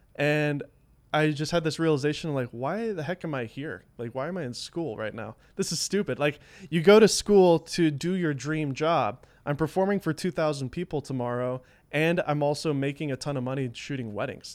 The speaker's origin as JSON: {"language": "English", "region": "the South", "country": "United States", "tie": "born or raised there", "said": "I grew up in the South, so there wasn't a lot of creative people here, at least where I lived."}